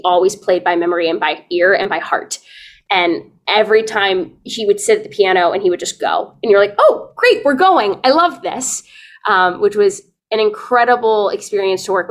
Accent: Atlanta, Georgia, United States; moved away as an adult; was born and raised in Atlanta

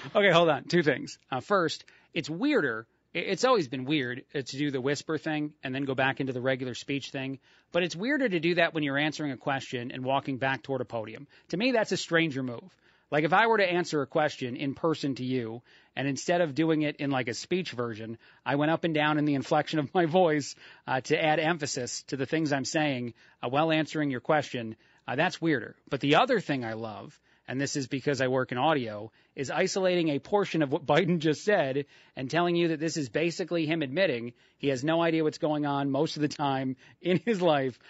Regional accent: Union Beach, New Jersey, United States; moved away; my hometown in Union Beach, New Jersey

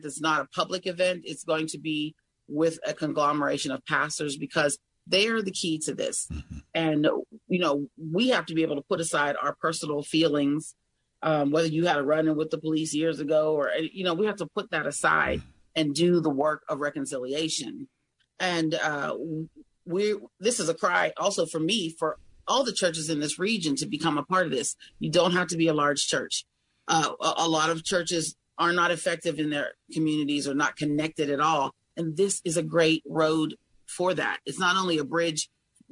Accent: Greene County, Pennsylvania, United States; also born or lived in Washington County, Pennsylvania; now in Allegheny County, United States; I've lived most of my life in Washington County. I was raised in Greene County, okay, but I moved to Allegheny County a little over a year ago

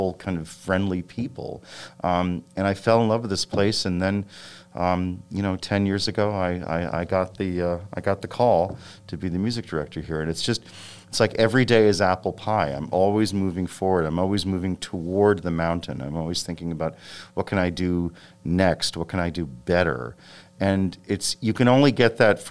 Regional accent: Westport, Connecticut, United States; also born or lived in New York City; I was born in New York City, and I grew up in a very, you know, kind of nice suburban community, which when I was growing up, it was called Westport, Connecticut

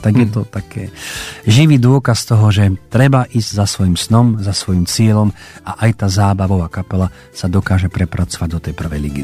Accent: Košice, Košice Region, Slovakia; doma v Košiciach

